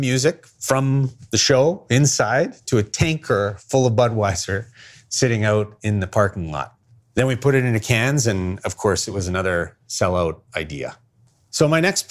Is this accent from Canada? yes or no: yes; Winnipeg, Manitoba, Canada; I was born in Winnipeg